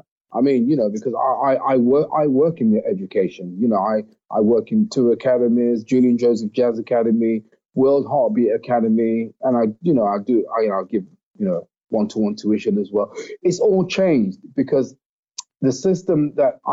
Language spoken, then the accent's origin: English; Nottingham, East Midlands, United Kingdom; my hometown, Nottingham